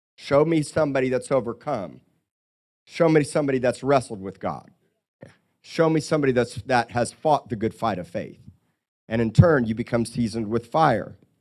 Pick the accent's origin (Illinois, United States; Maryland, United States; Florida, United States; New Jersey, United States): Florida, United States; Miami; Growing up by the ocean and growing up in Miami and here